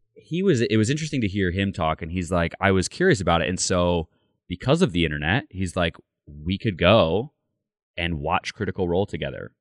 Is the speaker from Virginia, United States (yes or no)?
no; Michigan, United States; I grew up in Grand, in, like, Michigan